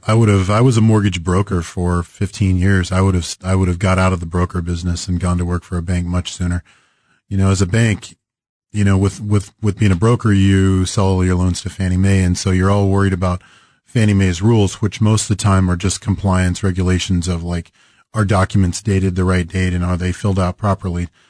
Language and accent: English; Greensburg, Kansas, United States; now in Kansas City, United States; I grew up in Western Kansas, a little town called Greensburg